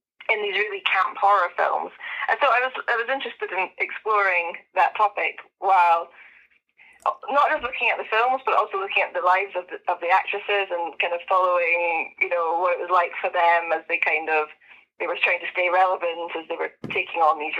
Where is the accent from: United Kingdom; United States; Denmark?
United Kingdom; Edinburgh, Scotland; moved away as an adult; now in Scottish Borders, United Kingdom; I'm from Edinburgh, but I've just moved to the Scottish borders